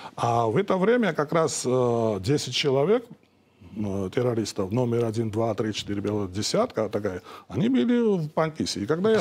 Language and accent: Russian; Georgia; я как грузин сейчас, э, мой народ